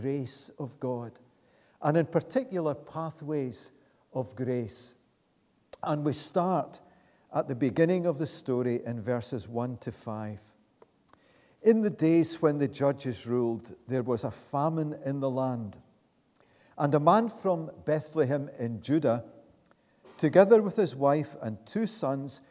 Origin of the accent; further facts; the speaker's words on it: Glasgow, Scotland, United Kingdom; also born or lived in Muirhead / Coatbridge; now in Pitlochry, United Kingdom; I grew up in Easterhouse before the infamous housing scheme was built. Then we moved to Muirhead and from there came up to Coatbridge to school, secondary school